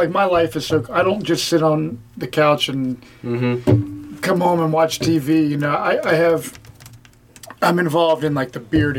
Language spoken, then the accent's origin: English; Cincinnati, Ohio, United States; I grew up in Anderson Township, and then I lived in Cherry Grove area off Beach Rock.